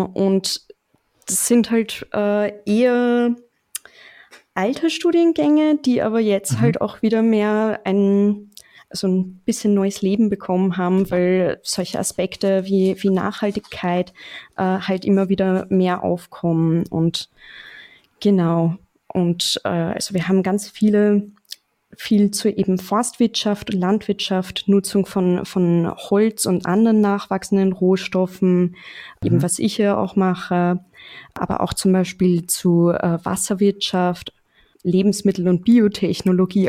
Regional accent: Mödling, Lower Austria, Austria; accent: leichter österreichischer Akzent; also born or lived in Straubing, Germany; now in Vienna, Austria; ich komme ursprünglich aus Mödling

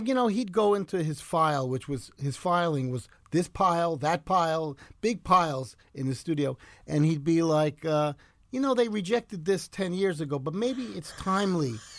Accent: New York City, New York, United States; also born or lived in Ridgefield; I grew up in the Bronx, right near the subway L

